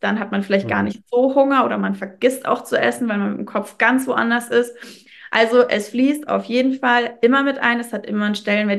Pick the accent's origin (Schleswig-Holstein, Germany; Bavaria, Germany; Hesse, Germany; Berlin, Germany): Bavaria, Germany; Würzburg; ich komme aus Würzburg